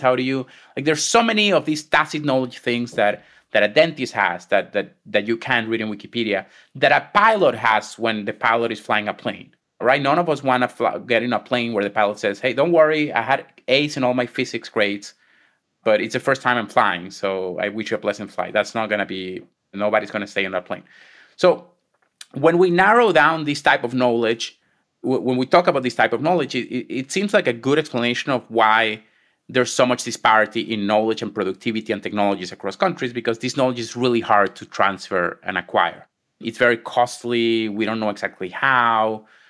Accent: Venezuela; moved away as an adult; also born or lived in Israel; now in United States; I was born and raised in Venezuela.

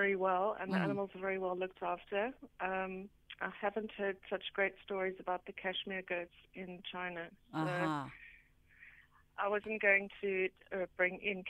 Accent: Eastern Cape, South Africa; I'm from the Eastern Cape

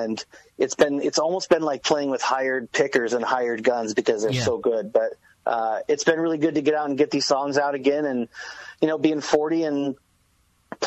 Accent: Southern California, United States; moved away as an adult; now in Enumclaw, United States; growing up in California, it's like I had the luxury that every band ever came through

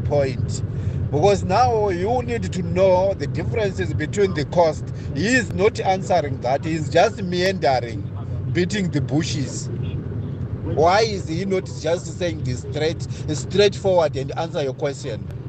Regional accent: Eastern Cape, South Africa; I'm from Eastern Cape as well.

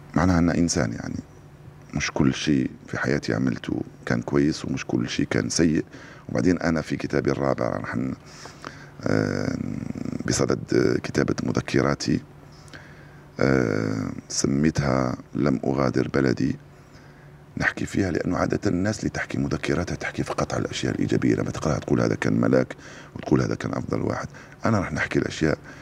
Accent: Algeria; فكبرت على الإذاعة الجزائرية

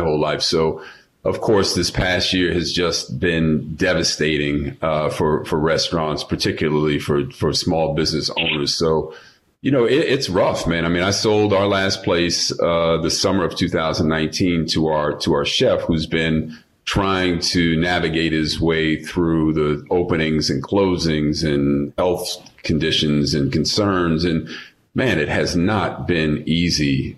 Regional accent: New York City, New York, United States; moved away; also born or lived in Los Angeles; I'm a New Yorker. I'm a native New Yorker, so having grown up there

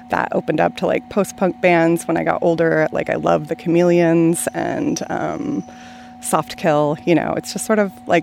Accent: Swinomish Reservation, Washington, United States; I grew up on the Swinomish Reservation, which is about an hour north of the city

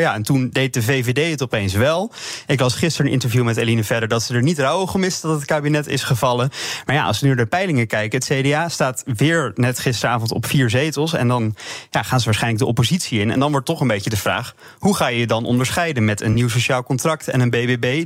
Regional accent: Randstad, Netherlands; ik ben kom toevallig uit de Randstad, geboren en getogen

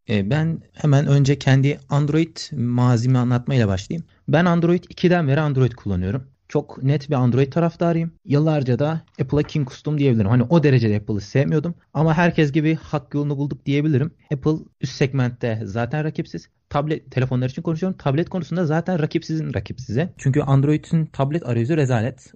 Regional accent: Kütahya, Turkey; also born or lived in Sakarya; Memleketim Kütahya.

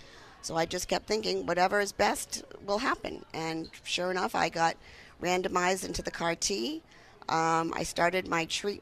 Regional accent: Warwick, Rhode Island, United States; Warwick, Rhode Island, yes.

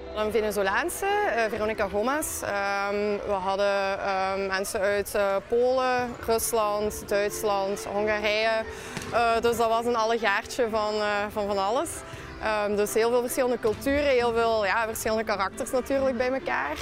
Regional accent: Limburg, Flanders, Belgium; ik ben van Limburg.

